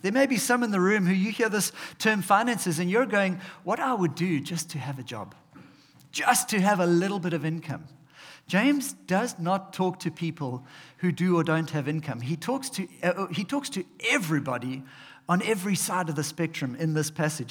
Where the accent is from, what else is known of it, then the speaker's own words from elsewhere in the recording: South Africa; we are South African